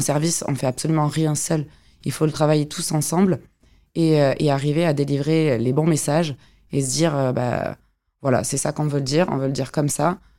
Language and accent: French; Montpellier, Occitania, France; je suis une sudiste, une vraie. Je suis de Montpellier, d'un petit village à côté, je dirais même